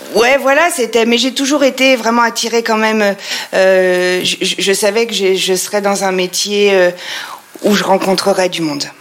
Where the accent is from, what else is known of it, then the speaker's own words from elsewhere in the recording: Troyes, Grand Est, France; also born or lived in Paris; je viens de Troyes, nous sommes à Troyes et je viens de Troyes. Euh, ça fait donc 40 euh, bah, ans que je suis installée ici